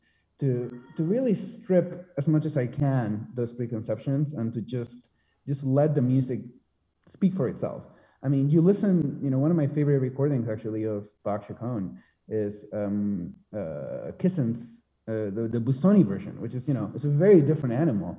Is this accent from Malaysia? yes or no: no; Spain; moved away as an adult; now in United States; I'm from Spain. I have a very, very strong, I would say, Spanish identity, even if I've been in the US for a long time, for almost half my life now.